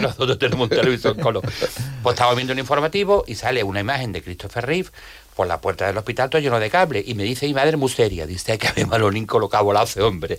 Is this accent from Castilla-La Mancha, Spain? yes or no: no; Jerez de la Frontera, Andalusia, Spain; yo soy de Jerez